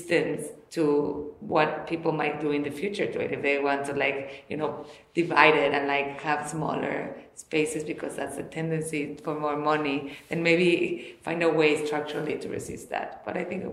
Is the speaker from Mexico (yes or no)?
yes; Mexico; I am from Mexico, so I'm back home.